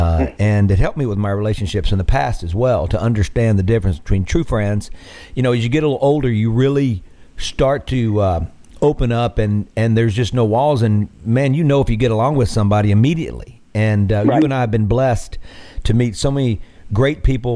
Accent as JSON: {"language": "English", "region": "Mississippi Delta", "country": "United States", "tie": "born or raised there", "said": "growing up in the Delta"}